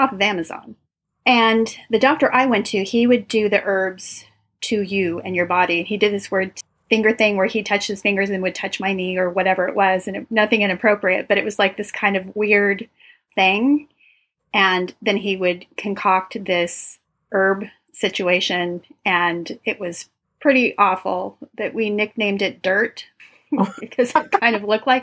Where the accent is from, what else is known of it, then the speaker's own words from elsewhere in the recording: Los Angeles, California, United States; I'm from Los Angeles